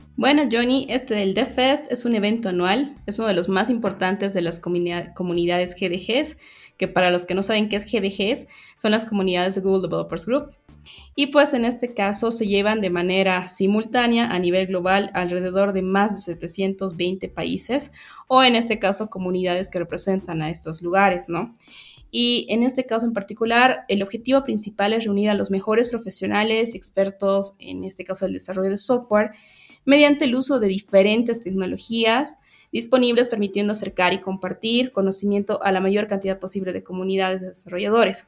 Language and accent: Spanish; Bolivia; muy orgullosos como bolivianos